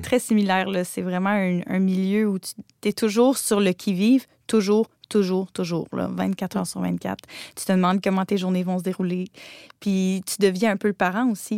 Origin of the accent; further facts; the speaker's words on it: Gaspésie, Quebec, Canada; je viens d'une région, là, je viens de la Gaspésie